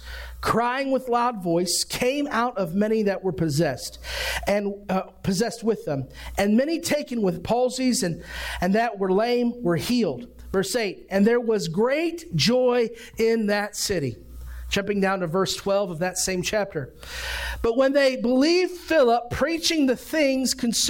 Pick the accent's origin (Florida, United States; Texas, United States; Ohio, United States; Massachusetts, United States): Ohio, United States; I grew up in Ohio.